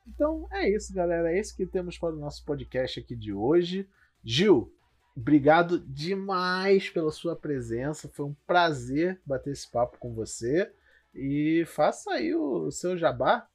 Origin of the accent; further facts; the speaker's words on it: Rio de Janeiro, Brazil; Rio, né? Porque somos cariocas.